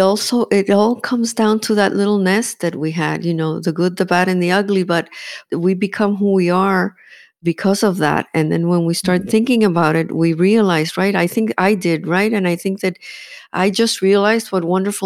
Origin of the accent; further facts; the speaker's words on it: Miami, Florida, United States; also born or lived in Cuba; I was born in Cuba, and I'm a Cuban refugee. I am an American citizen. I'm proud to be American. I'm also proud to be Cuban. And for me, Miami's my country because this is where I'm 65. I came when I was 5